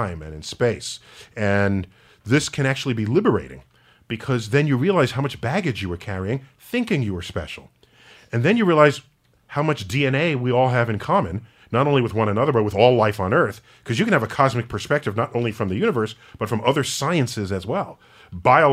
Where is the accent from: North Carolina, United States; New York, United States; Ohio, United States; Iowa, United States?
New York, United States; New York City; a 14-year-old black kid growing up in the Bronx